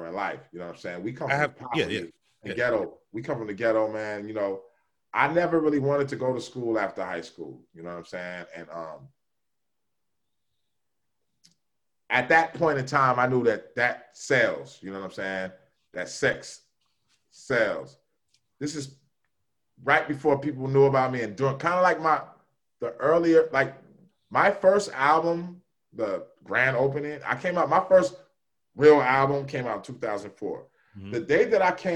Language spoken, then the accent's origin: English; Northern California, United States; I'm from Northern Cali